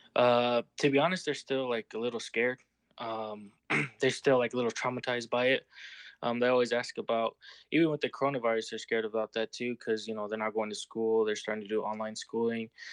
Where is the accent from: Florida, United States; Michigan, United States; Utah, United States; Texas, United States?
Utah, United States; also born or lived in California; I was, uh, born in Cali, but I was raised out here in Utah, so I say I'm from Utah